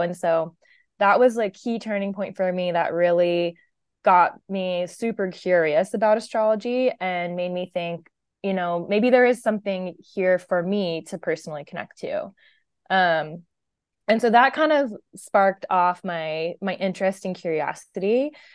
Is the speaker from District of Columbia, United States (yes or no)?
yes; Washington, District of Columbia, United States; moved away as an adult; now in California, United States; I grew up in the Washington, D C area. Um, so actually pretty far from where I live now in California